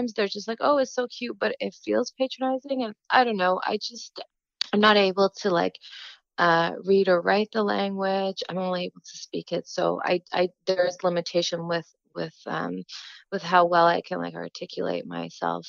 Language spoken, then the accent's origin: English; Gatineau, Quebec, Canada; having been raised in the diaspora, and I grew up in Quebec, in Gatineau